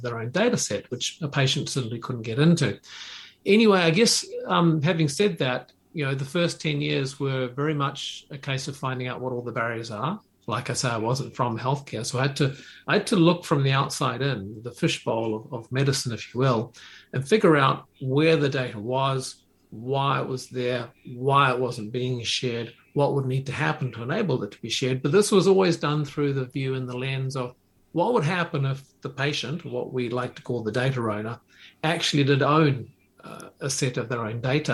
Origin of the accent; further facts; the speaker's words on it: New Zealand; moved away as an adult; also born or lived in Japan; I moved there from New Zealand at a young age after university.